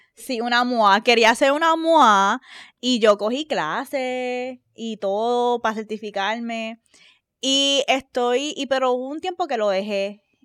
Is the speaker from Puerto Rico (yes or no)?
yes; Puerto Rico; moved away; also born or lived in United States; nosotros vivíamos en Estados Unidos, se regresamos a Puerto Rico, y cuando regresamos a Puerto Rico